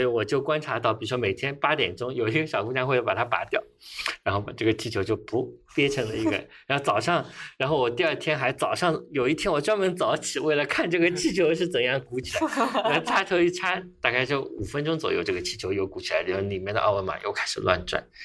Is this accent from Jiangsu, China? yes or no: no; Shanghai, China; 作为一个，呃，原产的上海人